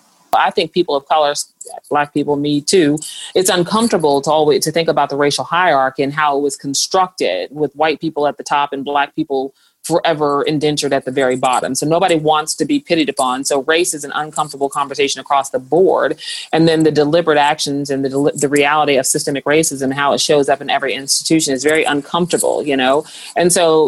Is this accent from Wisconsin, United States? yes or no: no; St. Louis, Missouri, United States; moved away; also born or lived in Atlanta, Georgia; Growing up in St. Louis, Missouri, it's just a different atmosphere